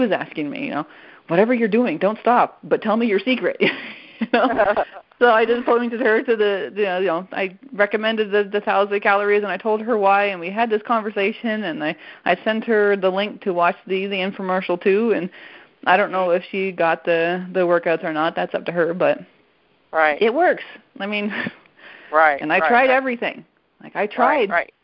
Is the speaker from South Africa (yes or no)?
no; Canada; first language French; English is a second language; moved away as an adult; now in United States; I'm Canadian